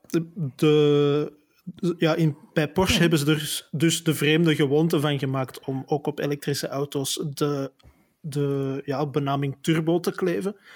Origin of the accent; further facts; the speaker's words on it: Flanders, Belgium; Je kunt zelfs bij ons in Vlaanderen, waar de maximumsnelheid 70 per uur is